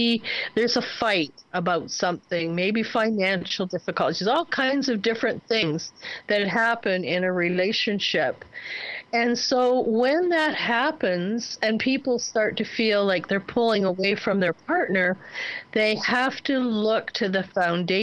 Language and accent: English; Ontario, Canada; I was born and raised in Ontario, and most houses there have bricks